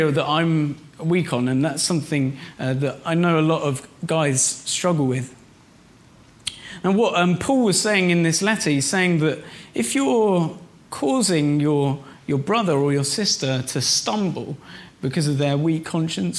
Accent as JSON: {"language": "English", "town": "Reading", "region": "South East England", "country": "United Kingdom", "tie": "born or raised there", "moved": "yes", "said": "I was in Reading, my hometown where I grew up"}